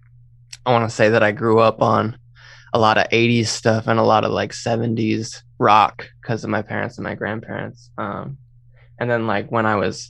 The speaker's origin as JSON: {"language": "English", "region": "Vermont", "country": "United States", "tie": "born or raised there", "also_born_or_lived": "Georgia", "said": "I am originally from Vermont. I spent like the majority of my life living there, but I was like born in Georgia"}